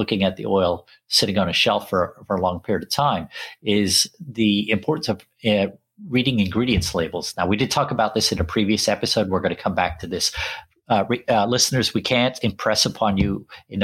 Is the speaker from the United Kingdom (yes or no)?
yes; England, United Kingdom; also born or lived in Sri Lanka; I grew up in England, even though I was born in Sri Lanka